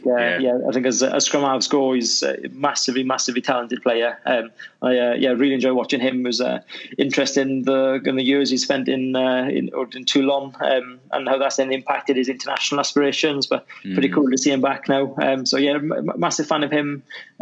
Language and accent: English; Wales, United Kingdom; I was in an area where right on the border of Swansea and Llanelli.